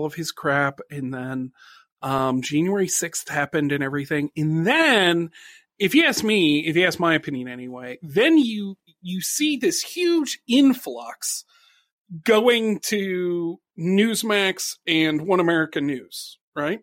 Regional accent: Akron, Ohio, United States; I'm from Akron, Ohio, which is near Cleveland

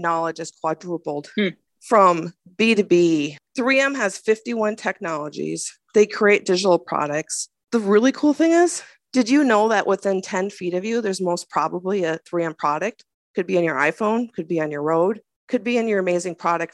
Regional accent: Minnesota, United States; As a Minnesotan

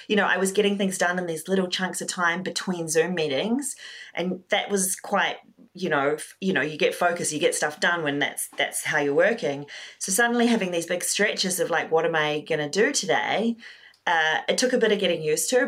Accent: New Zealand; moved away as an adult; also born or lived in London, United Kingdom; So I'm Kiwi, New Zealander, but I moved to London 15 years ago

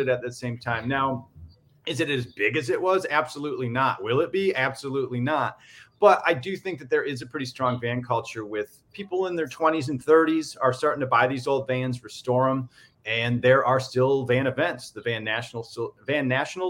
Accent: Michigan, United States; Nick and I grew up together in Michigan

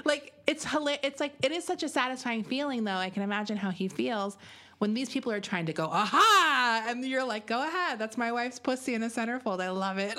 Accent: New York, United States; I'm from New York

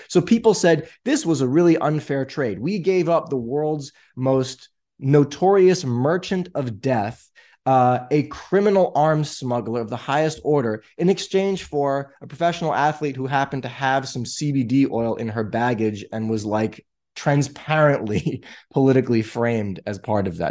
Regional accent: New York, United States; I'm from New York, and that's where I live

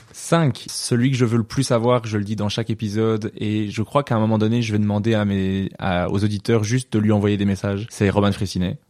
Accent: Wallonia, Belgium; je suis pas de Bruxelles

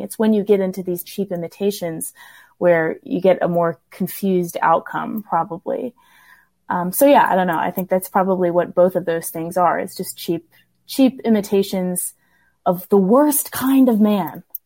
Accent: the South, United States; I grew up in the South

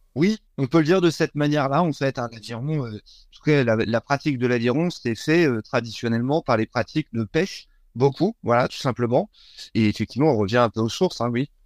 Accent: Brittany, France; je suis, un breton

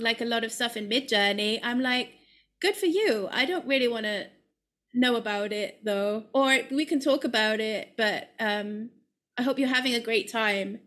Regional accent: United Kingdom; moved away as an adult; also born or lived in London / Ireland; now in Amsterdam, Netherlands; as a British person

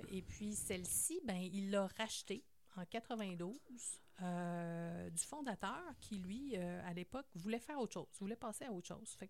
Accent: Quebec City, Quebec, Canada; je suis une fille de Québec. Nous, on est nés à Cap-Rouge. Dans le temps que Cap-Rouge, c'était la banlieue.

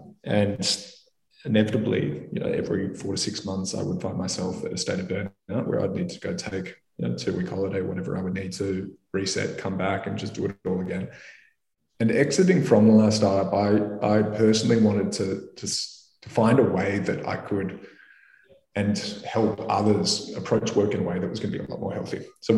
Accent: Melbourne, Victoria, Australia; suicide is the leading cause of death for men under the age of 48 in Australia, where I grew up in Melbourne.

